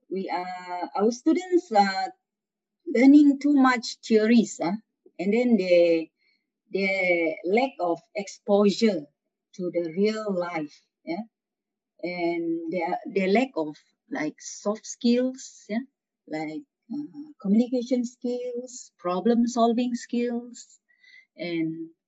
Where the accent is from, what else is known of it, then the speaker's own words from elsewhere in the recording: Sabah, Malaysia; the principal of Sekolah Menengah St. Francis Xavier Keningau. Yeah, I'm from Sabah, school from Sabah.